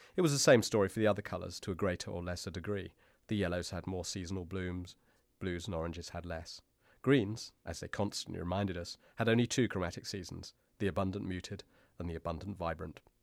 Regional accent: United Kingdom; being a British person

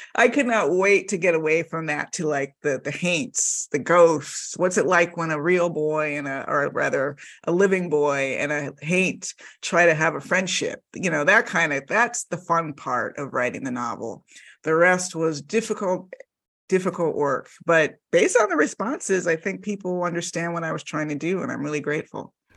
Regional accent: Miami, Florida, United States; I grew up in the Miami suburbs

